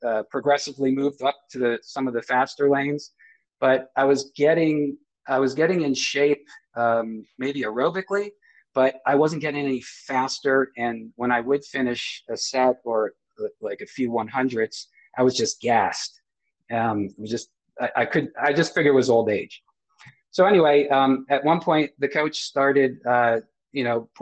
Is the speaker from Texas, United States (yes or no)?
no; New Jersey, United States; I'm from the States, New Jersey State